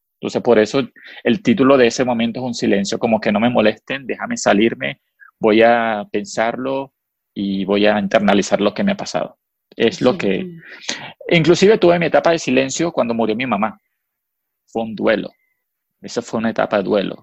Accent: Venezuela; first language Spanish; moved away as an adult; now in United States

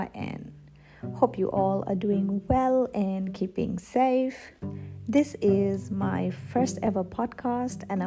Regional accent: Nepal; moved away as an adult; now in Australia; I am from Nepal and I came to Australia when I was 27. Back home, I was already working in a managerial position

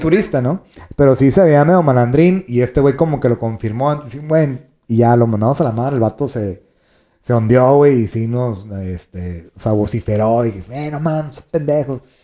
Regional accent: northern Mexico, Mexico; somos, este, norteños

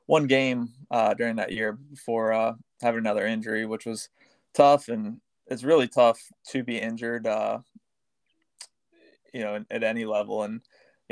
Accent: St. Augustine, Florida, United States; I grew up in St. Augustine, so smaller town

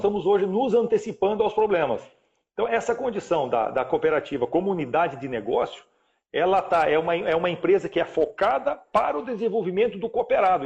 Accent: Paraná, Brazil; moved away as an adult; also born or lived in Rio Grande do Sul / Cascavel, Paraná; now in Rondônia, Brazil; Eu nasci lá com muito, muito novo, com 4, 5 anos mais ou menos, fui morar no Paraná, minha família mudou ao Paraná, onde eu fiquei

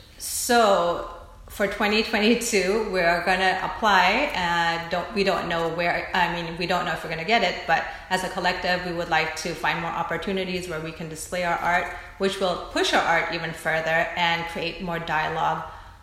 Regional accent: United States; I think I can speak to how it is as a Filipino American woman

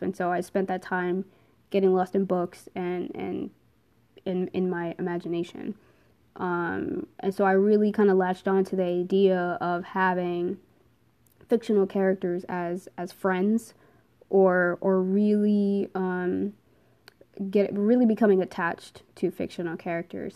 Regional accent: New Jersey, United States; moved away as an adult; now in Pennsylvania, United States; I am originally from New Jersey

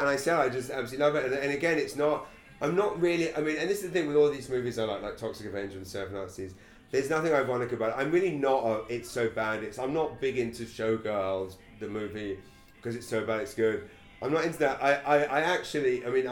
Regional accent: England, United Kingdom; moved away as an adult; now in Saint John, Canada; as a kid, I was just an English kid in an English school

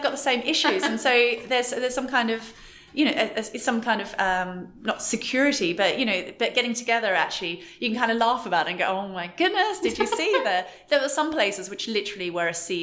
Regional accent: Australia; moved away; I'm Australian, so I do some trips to Australia to see family

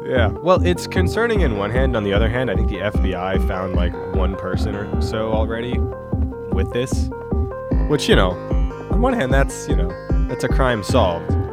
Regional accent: Tucson, Arizona, United States; my hometown, Tucson, Arizona

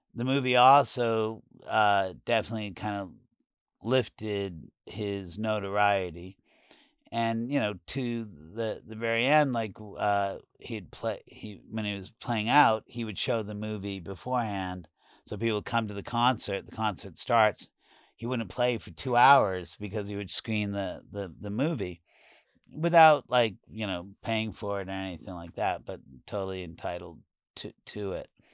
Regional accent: New York, United States; moved away as an adult; also born or lived in San Francisco / Los Angeles; for me as a New Yorker

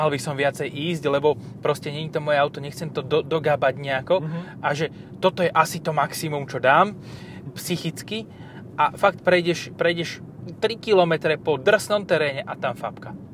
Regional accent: Stropkov, Prešov Region, Slovakia; V tomto som trochu, zo Stropkova.

